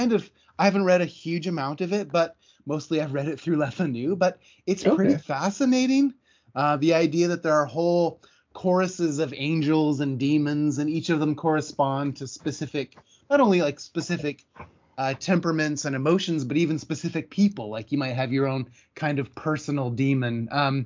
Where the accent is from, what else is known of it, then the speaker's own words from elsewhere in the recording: Oregon, United States; now in California, United States; I'm from Oregon originally, but I'm currently in California